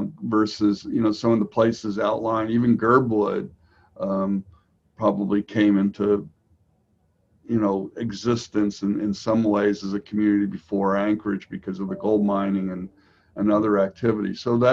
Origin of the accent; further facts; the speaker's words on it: Vienna, Austria; also born or lived in United States; now in Alaska, United States; I was a United Nations brat, so I grew up actually in Vienna, Austria, although I was born in the United States. So I moved around for a while